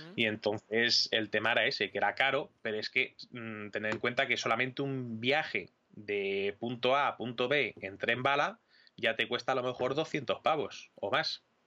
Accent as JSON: {"language": "Spanish", "town": "Madrid", "region": "Community of Madrid", "country": "Spain", "said": "yo eh, soy madrileño"}